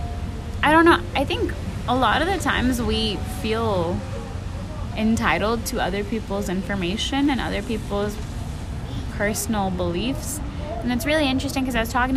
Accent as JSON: {"language": "English", "country": "Pakistan", "tie": "born or raised there", "moved": "yes", "said": "I was born in Pakistan. I identify as Pakistani"}